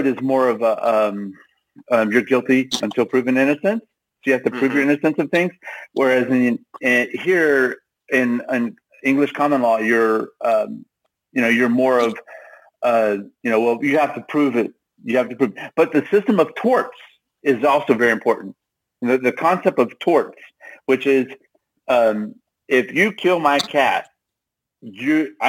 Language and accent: English; Texas, United States; I'm a Texan